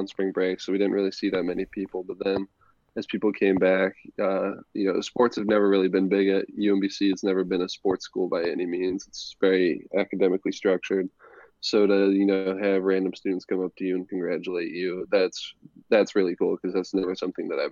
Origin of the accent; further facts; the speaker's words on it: Ohio, United States; I come from Ohio where the weather is always kind of awful